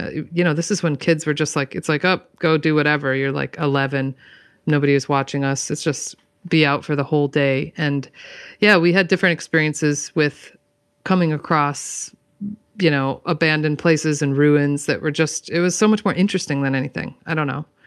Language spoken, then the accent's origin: English; Michigan, United States; moved away as an adult; now in Washington, United States; I grew up in Michigan, which is thunderstorms, you know, galore